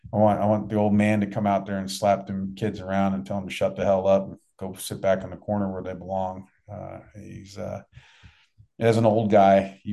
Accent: Northern California, United States; I grew up in Northern California

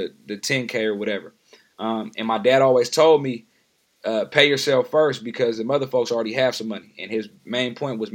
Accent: San Diego, California, United States; now in Oakland, United States; I'm from San Diego, California. I currently reside in Oakland, California.

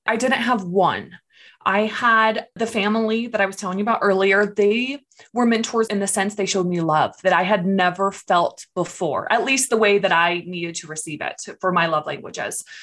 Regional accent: California, United States; moved away as an adult; So, I grew up in California. I lived there for about 23 years.

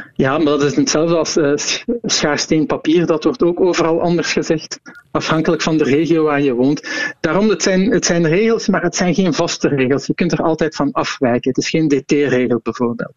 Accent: Flanders, Belgium

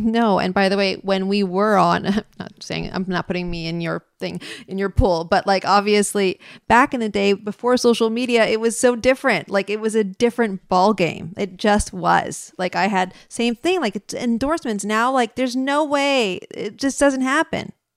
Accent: San Francisco, California, United States; I'm from San Francisco

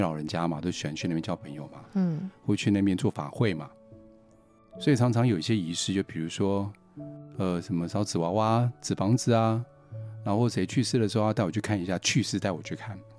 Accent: Taiwan; 我是台湾人嘛

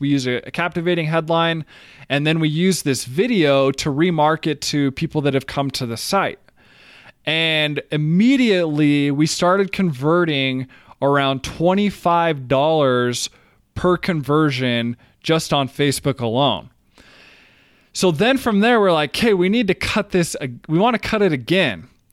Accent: Brigham City, Utah, United States; also born or lived in Brazil; I grew up in Brigham City, Utah

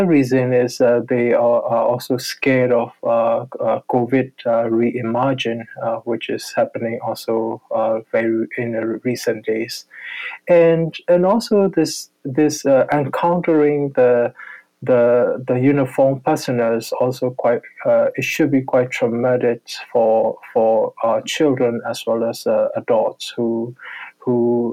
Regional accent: Yangon, Yangon Region, Myanmar; I grew up in Yangon

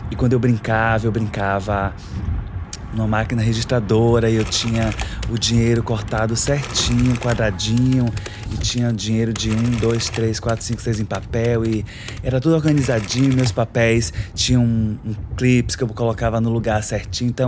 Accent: Salvador, Bahia, Brazil; born there; moved away as an adult; Eu nasci em Salvador, Salvador, Bahia. Pernambués é um bairro assim super populoso.

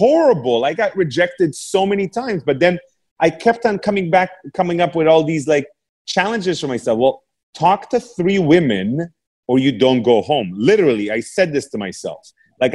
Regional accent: Canada; English is a second language; moved away as an adult; also born or lived in England; I'm a Canadian guy moving to England

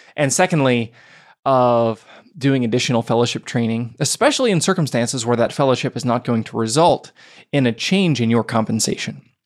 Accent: Pittsburgh, Pennsylvania, United States; my hometown of Pittsburgh, Pennsylvania

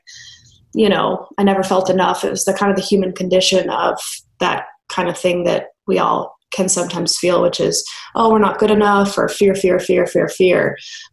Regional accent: Los Angeles, California, United States; I'm born and raised in Los Angeles.

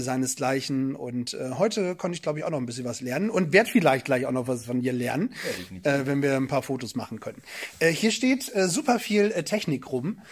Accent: Northern Germany, Germany

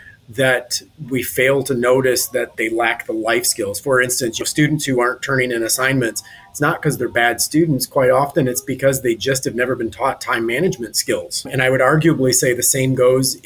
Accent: Detroit, Michigan, United States; moved away as an adult; now in Fort Lauderdale, United States; I'm originally from Detroit

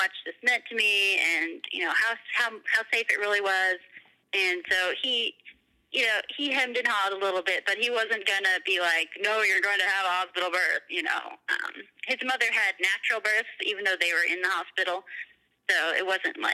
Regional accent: Florida, United States; moved away as an adult; now in Ohio, United States; I was from Florida and had just moved up to Ohio when we got married in May

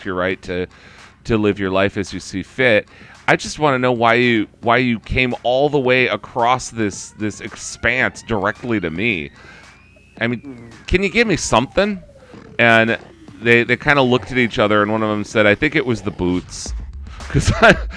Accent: United States; accent: American; as you can clearly tell by my accent, I'm an American

